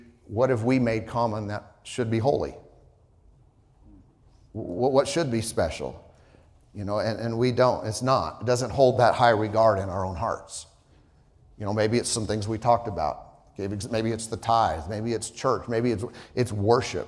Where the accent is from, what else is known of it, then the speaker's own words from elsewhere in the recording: Southern California and then Idaho, United States; moved away; I grew up in, you know, Southern California and then Idaho